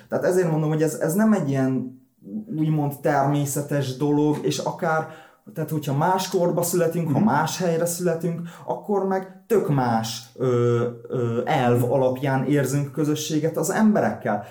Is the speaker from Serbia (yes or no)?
no; Hódmezővásárhely, Csongrád-Csanád, Hungary; mind a ketten úgy voltak itt vásárhelyen, hogy nem érezték úgymond a magukénak, és akkor én ebben nőttem fel